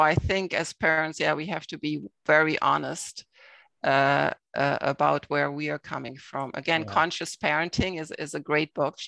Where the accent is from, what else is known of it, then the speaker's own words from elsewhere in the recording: Germany; moved away as an adult; now in Toronto, Canada; I'm from Germany